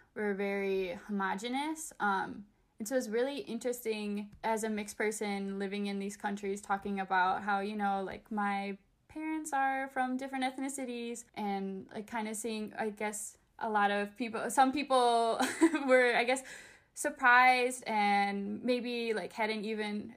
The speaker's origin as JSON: {"language": "English", "town": "Chicago", "region": "Illinois", "country": "United States", "tie": "born or raised there", "said": "growing up, I grew up in Chicago"}